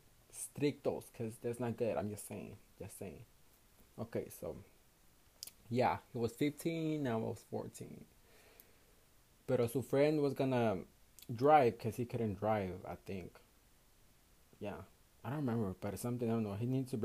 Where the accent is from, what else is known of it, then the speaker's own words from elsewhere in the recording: Houston, Texas, United States; I was born and raised in Houston, Texas, in the United States